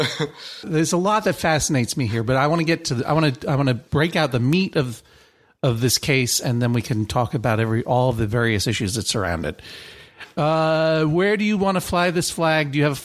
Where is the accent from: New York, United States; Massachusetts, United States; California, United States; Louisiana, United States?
Massachusetts, United States; Boston; I grew up in Boston, Massachusetts.